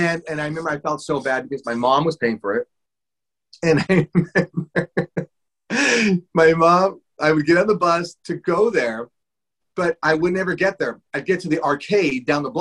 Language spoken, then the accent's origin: English; Los Angeles, California, United States; I grew up in Boyle Heights, which is East Los Angeles area